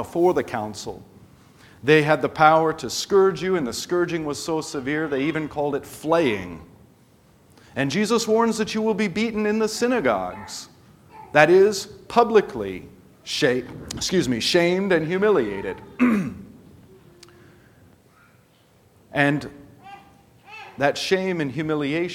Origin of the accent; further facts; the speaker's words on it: United States; as an American church